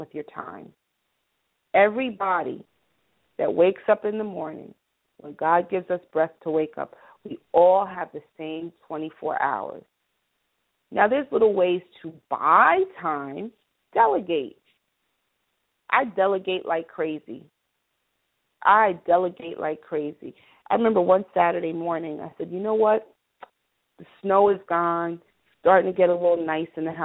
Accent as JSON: {"language": "English", "region": "New York", "country": "United States", "tie": "born or raised there", "said": "I'm an American, 212 New York, born, bred, and raised."}